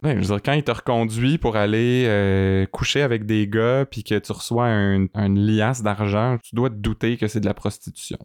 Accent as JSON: {"language": "French", "town": "Sherbrooke", "region": "Quebec", "country": "Canada", "said": "on vient de Sherbrooke"}